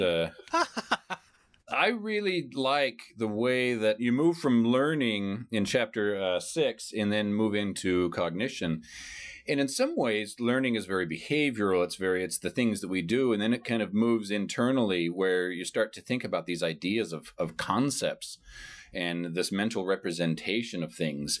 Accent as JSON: {"language": "English", "area": "San Francisco Bay Area", "region": "California", "country": "United States", "tie": "born or raised there", "said": "I grew up in San Francisco Bay Area"}